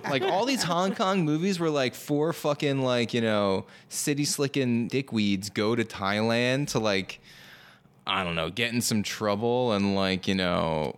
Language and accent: English; New Jersey, United States; I'm, I'm from New Jersey. It's a regional dialect